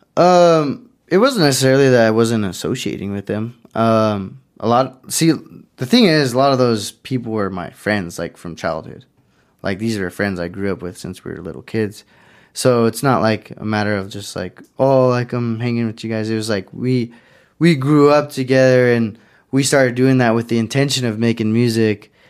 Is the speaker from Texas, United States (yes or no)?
no; Pueblo, Colorado, United States; technically I grew up in Belmont, but, uh, I basically always said I'm from the East Side